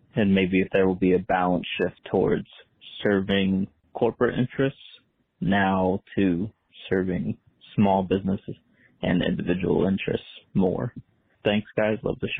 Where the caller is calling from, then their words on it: Fort Worth, Texas, United States; I'm calling from Fort Worth, Texas.